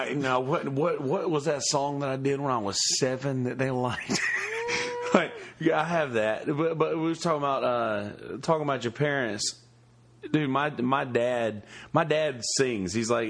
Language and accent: English; Bennettsville, South Carolina, United States; moved away; Bennettsville, my hometown